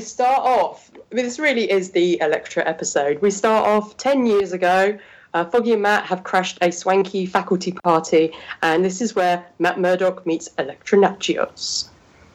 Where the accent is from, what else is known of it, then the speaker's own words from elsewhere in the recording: United Kingdom; I'm British